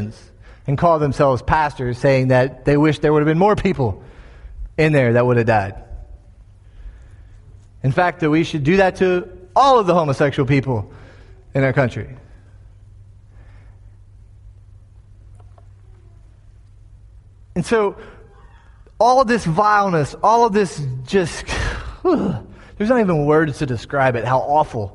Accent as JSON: {"language": "English", "region": "Florida", "country": "United States", "tie": "born or raised there", "said": "My home state of Florida"}